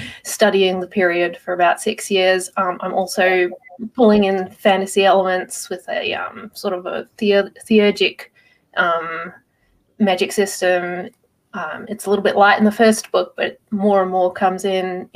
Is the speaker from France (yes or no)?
no; Australia; I'm from Australia, so it's first thing in the morning for me.